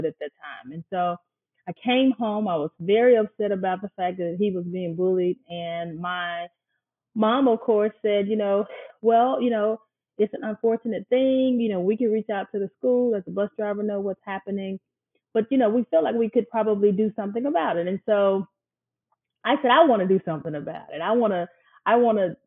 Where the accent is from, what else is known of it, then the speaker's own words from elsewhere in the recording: Kokomo, Mississippi, United States; now in Jackson, United States; I grew up in Kokomo all my life on Kokomo Road